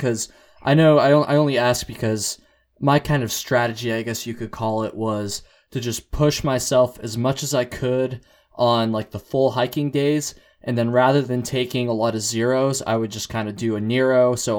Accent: Vermont, United States; I'm from Vermont.

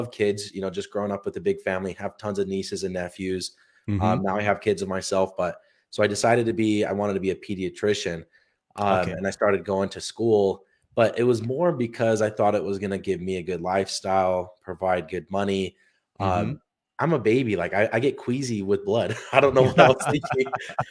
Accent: Utah, United States; Yeah, and I grew up in Utah. So good state, a lot of outdoors things

